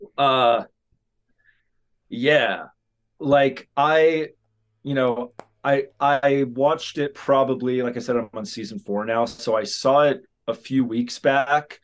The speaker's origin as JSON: {"language": "English", "region": "Southern California", "country": "United States", "tie": "born or raised there", "said": "growing up in Southern California"}